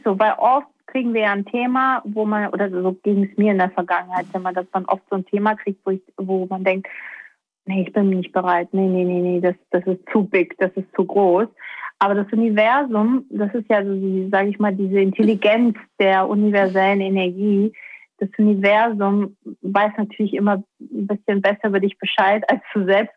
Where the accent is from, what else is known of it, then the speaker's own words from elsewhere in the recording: Baden-Württemberg, Germany; also born or lived in Stuttgart; Ich komme aus Baden-Württemberg oder bin da aufgewachsen